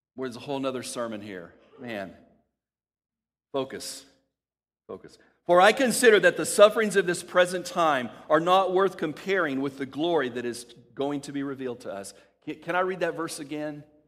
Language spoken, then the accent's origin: English; El Paso, Texas, United States; When I was a kid, growing up in El Paso, Texas